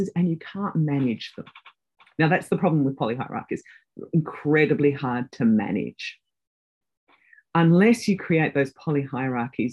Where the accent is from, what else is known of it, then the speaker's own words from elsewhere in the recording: Australia; moved away as an adult; also born or lived in United Kingdom; I'm an Australian.